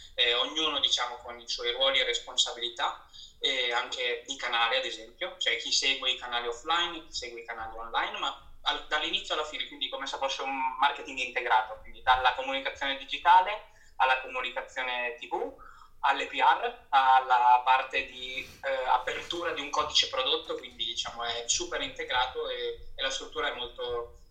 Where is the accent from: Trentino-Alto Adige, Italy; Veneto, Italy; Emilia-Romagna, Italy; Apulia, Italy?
Emilia-Romagna, Italy; Rimini; moved away as an adult; also born or lived in Milan; sono nato a Rimini e, eh, e cresciuto a Rimini e poi mi sono trasferito a Milano dove ho proseguito i miei studi